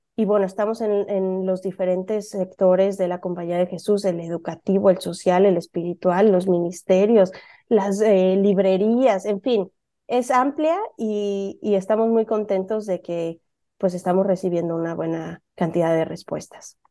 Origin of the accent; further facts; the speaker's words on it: Puebla, Mexico; now in San Francisco, United States; yo soy mexicana, igual que Alejandra, nada más que yo vengo de Puebla